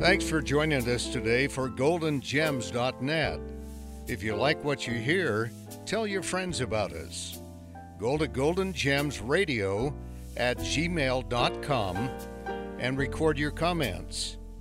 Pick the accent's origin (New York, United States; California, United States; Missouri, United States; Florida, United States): California, United States; Oakland; I grew up in the Bay Area, in Oakland area